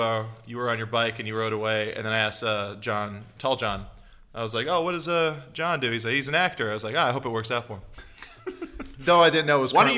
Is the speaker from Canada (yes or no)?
no; England, United Kingdom; I'm from